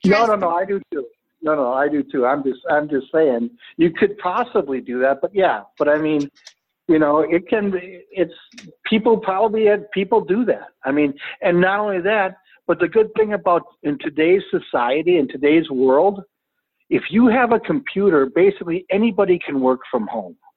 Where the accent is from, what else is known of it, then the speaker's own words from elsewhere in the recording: Brooklyn Park, Minnesota, United States; I am from Brooklyn Park, Minnesota.